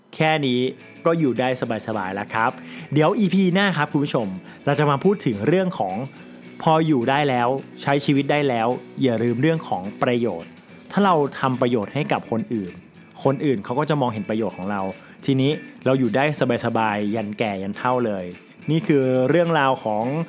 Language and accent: Thai; Chai Nat, Thailand; also born or lived in Bangkok; ผมเป็นคนจังหวัดชัยนาท